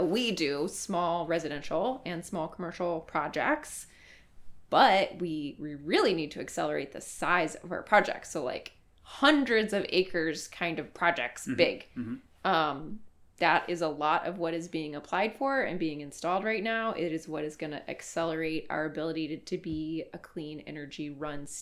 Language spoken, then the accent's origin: English; Texas, United States; moved away; I'm from Texas originally